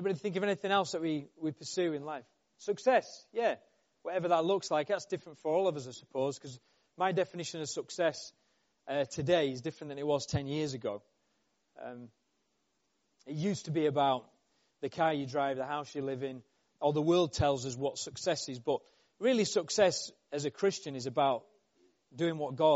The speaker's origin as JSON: {"language": "English", "region": "Yorkshire and the Humber", "country": "United Kingdom", "said": "I'm from Yorkshire"}